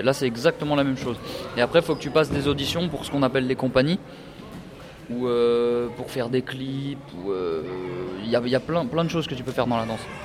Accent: Annecy, Auvergne-Rhône-Alpes, France; moved away as an adult; now in Île-de-France, France; je viens d'Annecy, donc c'est pas très loin de Genève. Et euh, ça fait 5 ans que j'habite en Ile-de-France

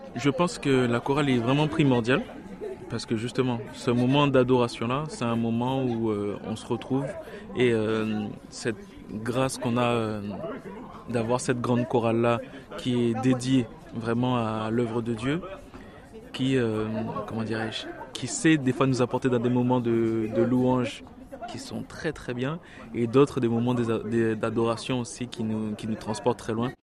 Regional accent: Guadeloupe; je viens de la Guadeloupe.

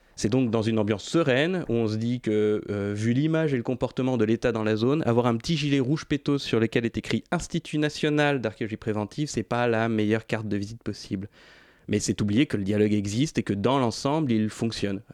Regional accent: Paris, Île-de-France, France; je suis né et j'ai grandi à Paris

